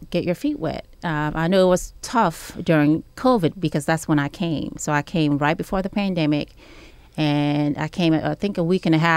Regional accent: New York City, New York, United States; So I grew up in New York City and I left New York after graduating from high school to see other places

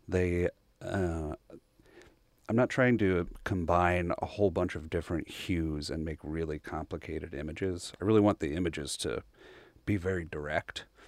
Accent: Bryan, Texas, United States; born or raised there

